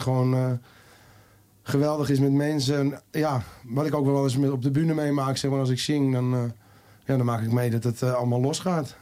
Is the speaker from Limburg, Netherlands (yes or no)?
no; Amsterdam, North Holland, Netherlands; accent: Jordanees; ik ben geboren in Jordaan en ik eh, ben een echte Jordanees. Zoals jullie wel horen aan mijn stem